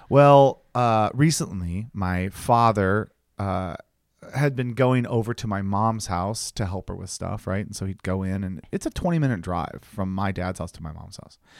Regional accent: Ohio, United States; moved away; I'm going home to Ohio

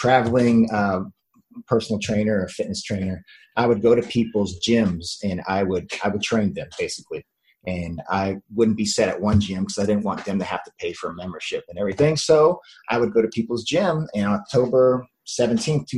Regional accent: Miami, Florida, United States; moved away as an adult; also born or lived in Jefferson City, Tennessee; I was a sun and beach kid. I was born in Miami, Florida, in the United States, and I was always outside

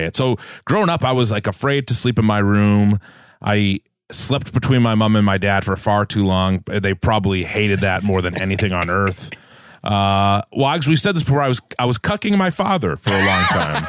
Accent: Massachusetts, United States; moved away as an adult; also born or lived in Los Angeles; I grew up in New England, in Massachusetts, uh, in this house here that I'm in right now

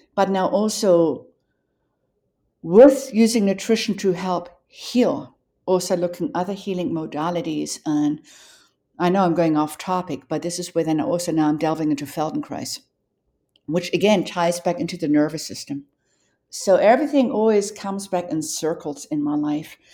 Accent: Johannesburg, Gauteng, South Africa; moved away; growing up in Johannesburg

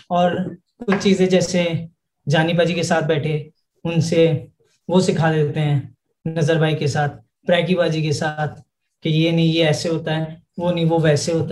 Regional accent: Delhi, India; हम बेसिकली दिल्ली से हैं और हमारी जो फैमिली और हमारे जो रूट्स हैं वो राजस्थान

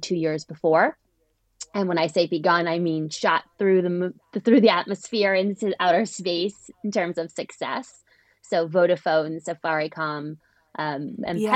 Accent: United States; moved away as an adult; also born or lived in Europe / East Africa; now in London, United Kingdom; I'm an American who went to work in Europe and then ended up founding a company in East Africa

